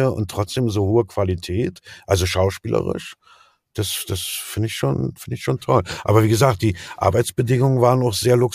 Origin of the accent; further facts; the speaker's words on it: East Germany, Germany; ich bin ja Atheist, ne? so bin ich erzogen in der DDR aufgewachsen, so aus kommunistischem Haushalt.